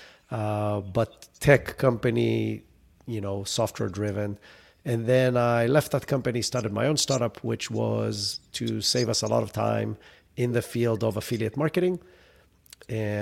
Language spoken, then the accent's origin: English; Israel; moved away as an adult; now in United States; I grew up in Israel. That's where the accent is from